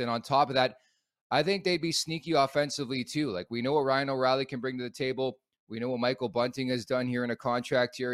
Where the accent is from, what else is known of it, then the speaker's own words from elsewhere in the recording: Oakville, Ontario, Canada; also born or lived in Montreal, Quebec; I'm actually born in Montreal, raised in Oakville, Ontario. At the age of five, I moved to Oakville from Montreal